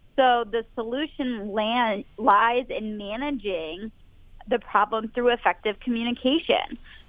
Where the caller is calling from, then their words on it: Boston, Massachusetts, United States; I'm calling from Boston, Massachusetts.